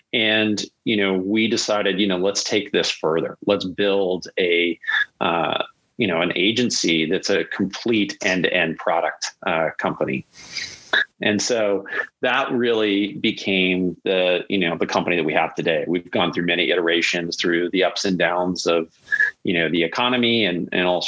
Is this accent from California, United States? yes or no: yes; the Bay Area, California, United States; grew up in the Bay Area as a kid.